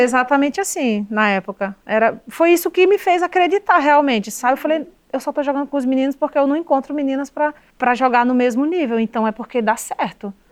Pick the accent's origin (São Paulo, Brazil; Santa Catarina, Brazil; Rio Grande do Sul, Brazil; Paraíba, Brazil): Paraíba, Brazil; Cruz do Espírito Santo; moved away; eu vivi 15 anos da minha vida morando na zona rural de Cruz do Espírito Santo, que é a cidade onde mora minha mãe e boa parte da minha família